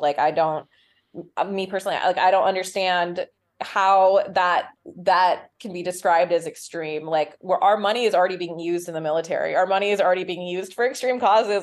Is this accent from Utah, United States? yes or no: yes; Utah, United States; I'm from Utah